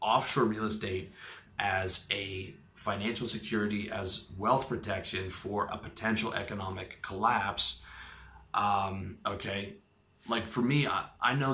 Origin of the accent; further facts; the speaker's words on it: Canada; now in Thailand; My home country of Canada